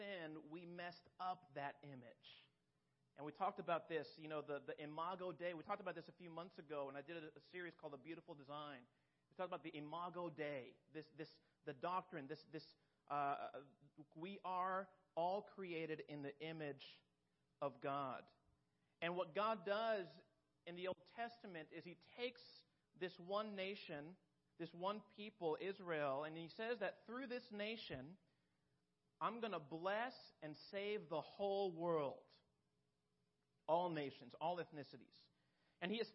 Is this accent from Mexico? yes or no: yes; Mexico; moved away; I grew up in Mexico